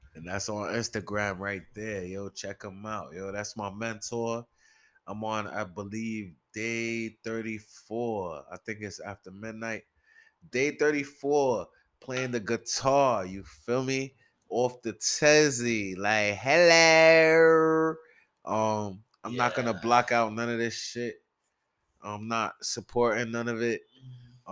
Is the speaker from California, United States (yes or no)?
no; New York City, New York, United States; I'm from the Bronx, from Soundview Projects